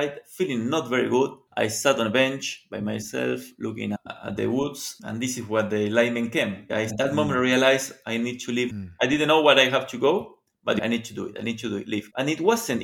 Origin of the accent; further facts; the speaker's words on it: Argentina; I am from Argentina